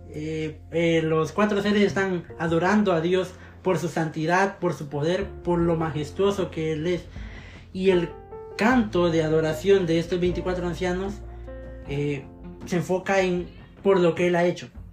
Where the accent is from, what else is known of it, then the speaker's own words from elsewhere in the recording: Zacapa, Guatemala; now in Guatemala City, Guatemala; antes soy del departamento de Zacapa, pero ahora vivo en la capital